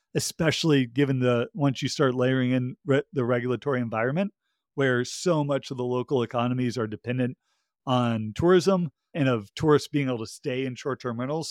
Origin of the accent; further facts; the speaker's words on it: Georgia, United States; my home state, uh, of Georgia